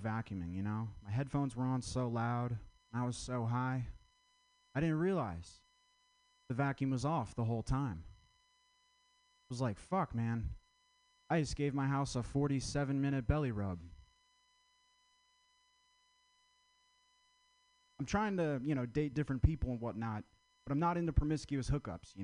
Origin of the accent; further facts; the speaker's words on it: Vermont, United States; I'm from Vermont